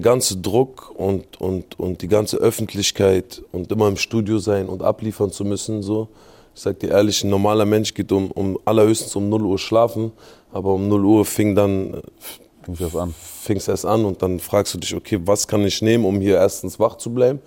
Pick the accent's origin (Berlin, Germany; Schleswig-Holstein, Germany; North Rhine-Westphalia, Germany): Berlin, Germany; ich bin in Lichterfelde groß geworden